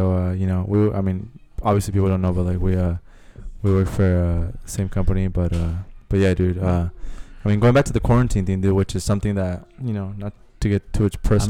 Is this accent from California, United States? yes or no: yes; San Diego, California, United States; moved away as an adult; now in Lynwood, United States; I'm 28 years old. I'm originally from San Diego, California. I live in Los Angeles. I've been living here for 10 years.